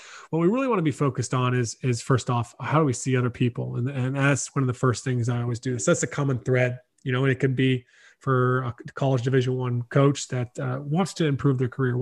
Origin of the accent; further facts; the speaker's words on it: South Carolina, United States; moved away as an adult; now in Ireland; I was from the States, born in South Carolina